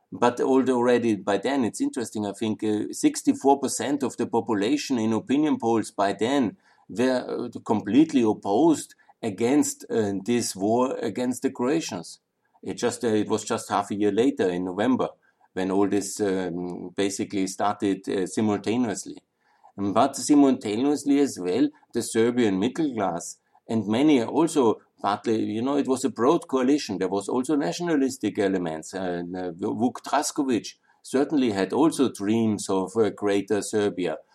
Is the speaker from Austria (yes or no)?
yes; Austria; I'm from Austria